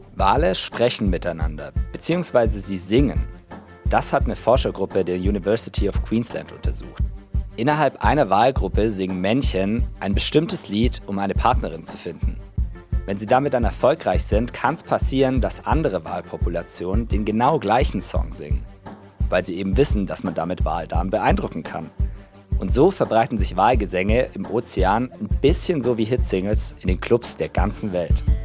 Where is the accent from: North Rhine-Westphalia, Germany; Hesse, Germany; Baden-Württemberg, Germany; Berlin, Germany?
Baden-Württemberg, Germany; Swabia; accent: Swabian; In Schwaben, wo ich herkomme